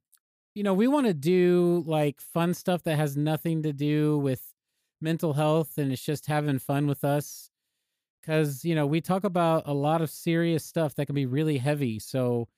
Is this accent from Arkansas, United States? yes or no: yes; Arkansas, United States; And I grew up in Arkansas.